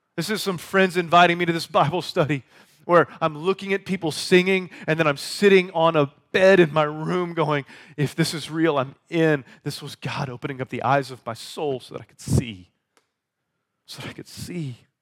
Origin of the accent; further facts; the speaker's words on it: United States; we are American Westerners